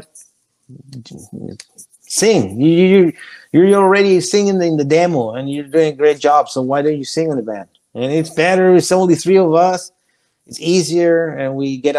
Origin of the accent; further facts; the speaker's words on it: Chile; English is a second language; moved away as an adult; also born or lived in Florida; now in Orlando, United States; I come from Chile